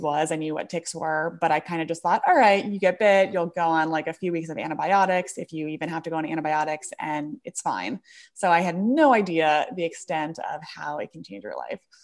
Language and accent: English; Bergen County, New Jersey, United States; moved away as an adult; now in Brooklyn, United States; I actually grew up in New Jersey, Bergen County area